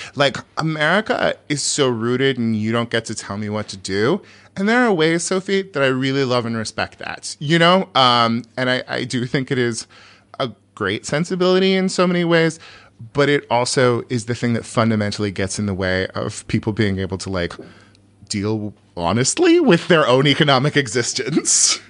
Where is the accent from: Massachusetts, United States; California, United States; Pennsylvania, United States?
California, United States; I'm from California